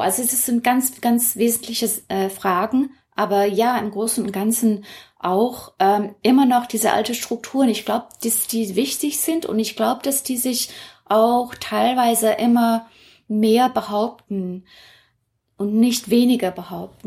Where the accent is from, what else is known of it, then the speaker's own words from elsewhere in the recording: Hong Kong; moved away as an adult; now in Berlin, Germany; Ich bin dort geboren, aufgewachsen und wenn man fragt, wo ich herkomme, sage ich immer noch Hongkong